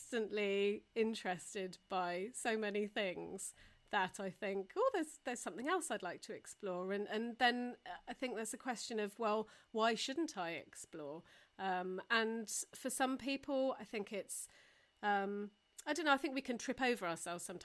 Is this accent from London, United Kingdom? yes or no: no; Taunton, South West England, United Kingdom; growing up in Taunton